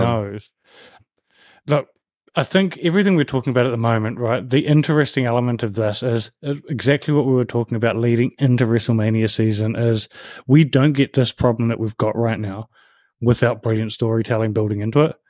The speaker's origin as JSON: {"language": "English", "country": "New Zealand", "tie": "born or raised there", "said": "I grew up in New Zealand"}